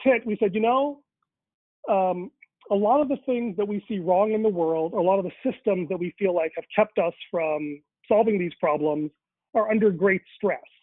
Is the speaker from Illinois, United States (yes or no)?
yes; Chicago, Illinois, United States; I was born in Chicago uh, three months after my parents arrived from India. And then because of that, I grew up bicultural